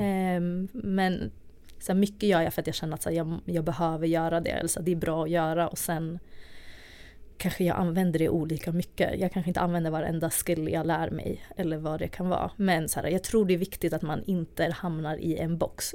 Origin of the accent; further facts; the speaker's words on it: Stockholm, Stockholm County, Sweden; jag är uppvuxen i Tensta i Stockholm